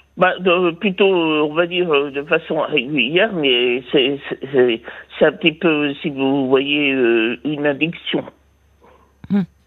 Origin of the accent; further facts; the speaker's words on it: Vire, Normandy, France; je suis né à Vire, de pays de Michel Drucker.